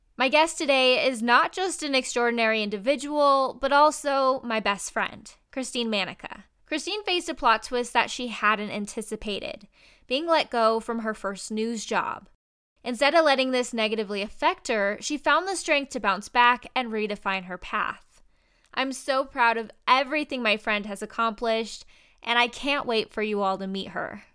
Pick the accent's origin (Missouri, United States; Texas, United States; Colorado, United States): Colorado, United States; moved away as an adult; I'm from Colorado, so we were far away from home